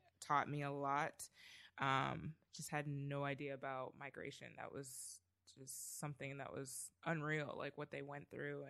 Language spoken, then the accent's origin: English; Canada; moved away; also born or lived in Trinidad; I mean, I'm originally Canadian.